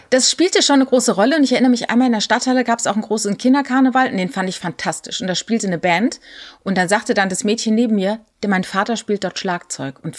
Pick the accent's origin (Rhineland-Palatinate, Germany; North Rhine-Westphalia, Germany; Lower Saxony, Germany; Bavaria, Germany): Rhineland-Palatinate, Germany; ich bin ja in der Südpfalz groß geworden, ein größter Teil.